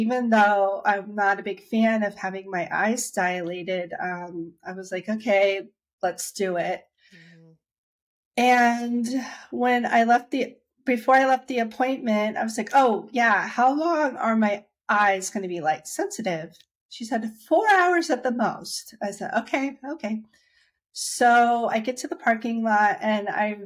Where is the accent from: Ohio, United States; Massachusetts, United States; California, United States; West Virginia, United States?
Ohio, United States; Dayton; moved away as an adult; now in Washington, DC area, United States; I'm from Dayton, Ohio, and I've been living in the DC area for 15 years now.